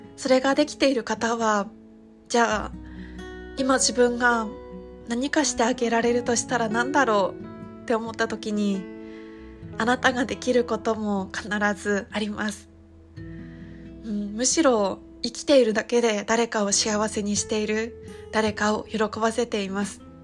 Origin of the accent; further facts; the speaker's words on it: Iwate, Japan; moved away; 私はあの地元が岩手県なので中学生の時に東日本大震災を経験している